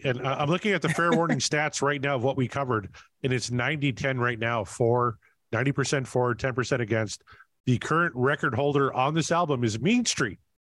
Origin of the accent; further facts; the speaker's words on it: Canada; I'm Canadian.